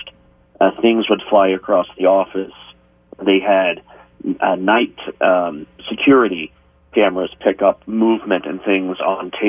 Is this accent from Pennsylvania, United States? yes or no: no; Pike County, Ohio, United States; I grew up in Pike County